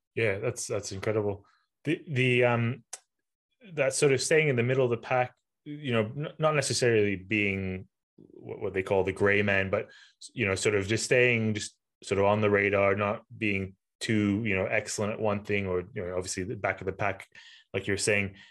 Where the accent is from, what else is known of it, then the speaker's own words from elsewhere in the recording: Malaysia; moved away; I'm from Malaysia originally